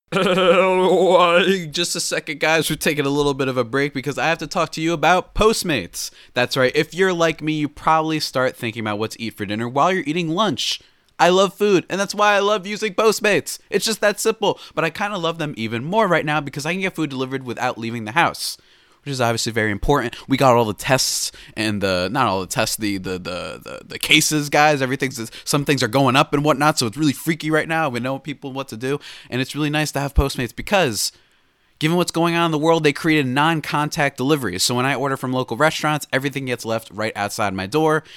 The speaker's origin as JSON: {"language": "English", "region": "New Jersey", "country": "United States", "said": "I'm from this good old state, and by good old state, I mean, you know, depends on your view of things. That's New Jersey."}